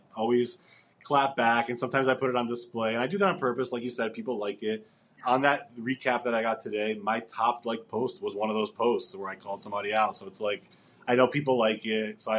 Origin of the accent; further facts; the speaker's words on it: New Jersey, United States; my wife's a New Yorker. I'm from New Jersey.